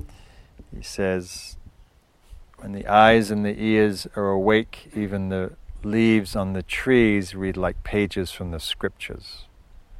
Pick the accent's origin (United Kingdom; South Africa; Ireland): United Kingdom; the north of England; moved away as an adult; now in United States; growing up in England, up in the north, which is wild, but not very wild like this.